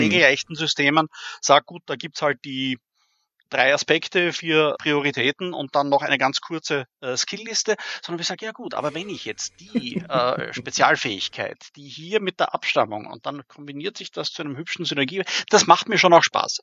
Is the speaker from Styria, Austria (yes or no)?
yes; Graz, Styria, Austria; moved away as an adult; now in Vienna, Austria; bin Österreicher, geboren in Graz, jetzt schon seit über 20 Jahren in Wien